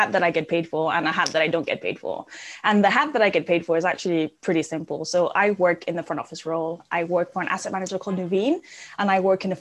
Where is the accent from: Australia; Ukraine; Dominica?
Dominica; moved away; You can probably tell I have an accent. I grew up in the Caribbean on a really, really tiny island called Dominica.